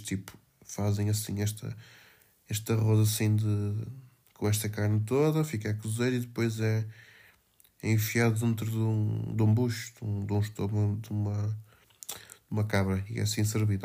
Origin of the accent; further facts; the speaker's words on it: Felgueiras, Norte, Portugal; Cavacas de Margarido, pá. Da minha terra